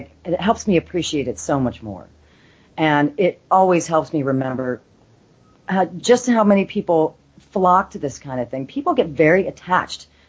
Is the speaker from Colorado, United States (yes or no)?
no; Los Angeles, California, United States; I'm actually born and raised in Los Angeles